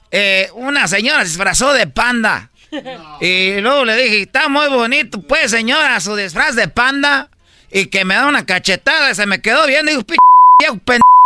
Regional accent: Monterrey, Nuevo León, Mexico; yo soy de Monterrey

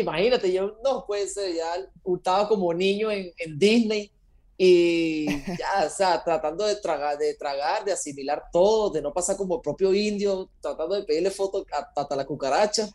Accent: Venezuela; moved away as an adult; now in Costa Rica; soy venezolano, nacido en Venezuela. Hace ya 12 años me vine a Costa Rica junto con mi padre

